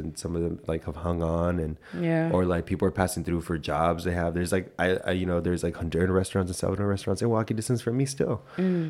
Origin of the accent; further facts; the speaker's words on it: Pomona, California, United States; moved away as an adult; now in Washington, D.C. area, United States; I grew up in the West Coast, yes. And Mexicans predominate, like anyone in Southern California, I feel, at least for where I'm from. So I'm from LA County.